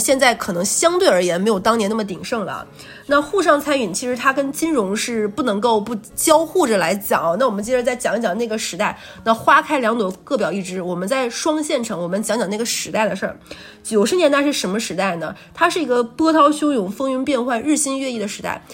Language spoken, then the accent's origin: Chinese; Jilin, China; now in Shanghai, China; 我是吉林人